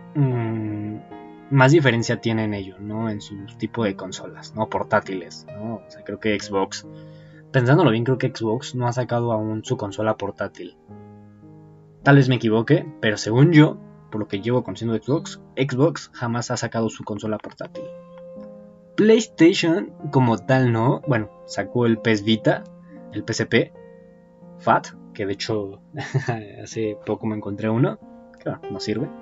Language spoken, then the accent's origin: Spanish; Mexico; soy mexicano